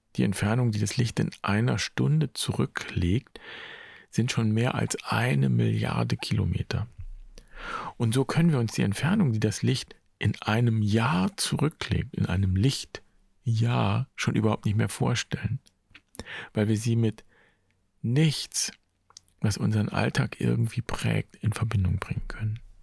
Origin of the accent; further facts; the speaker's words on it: Germany; hier bei uns in Deutschland